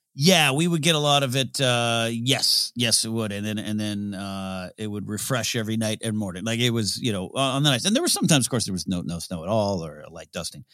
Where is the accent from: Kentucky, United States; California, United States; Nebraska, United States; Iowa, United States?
California, United States; Pismo Beach; I grew up in Visible Beach, Cal, California